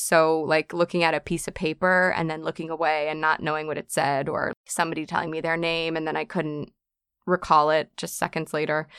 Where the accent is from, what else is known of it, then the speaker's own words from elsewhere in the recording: New York City, New York, United States; born and raised on the island of Manhattan